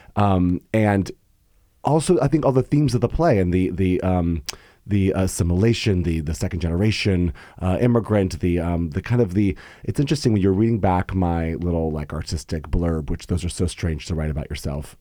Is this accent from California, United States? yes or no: yes; San Diego, California, United States; moved away as an adult; also born or lived in Bay Area, California; now in New York, United States; growing up, growing up in San Diego